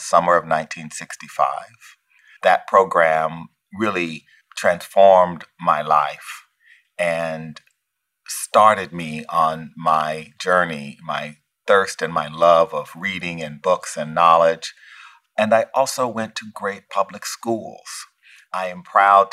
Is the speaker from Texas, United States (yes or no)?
yes; rural Louisiana and then Texas, United States; I was born in 1959 in America. And as a poor Black boy in rural Louisiana and then Texas